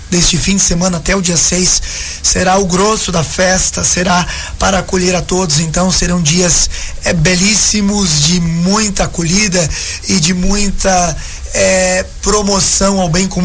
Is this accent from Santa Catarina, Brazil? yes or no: yes; Santa Catarina, Brazil; also born or lived in São Francisco do Sul; sou natural de São Chico, mas criado aqui no Boa Vista desde pequeno.